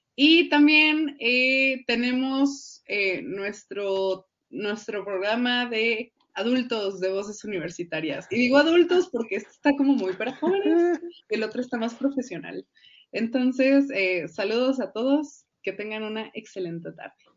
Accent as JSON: {"language": "Spanish", "country": "Mexico"}